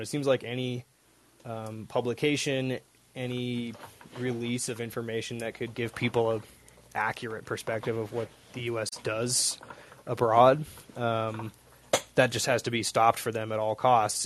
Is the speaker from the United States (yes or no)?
yes; Seattle, Washington, United States; now in Amanalco de Becerra, Mexico; I'm also originally from Seattle